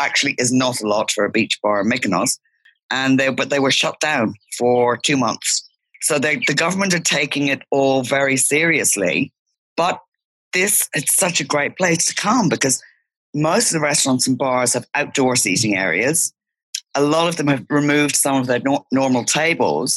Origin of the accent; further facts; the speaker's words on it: Ireland; moved away as an adult; also born or lived in Sydney, Australia; now in Antiparos, Greece; I grew up in Ireland. When I was 28, I moved to Australia, lived in Sydney for 23 years.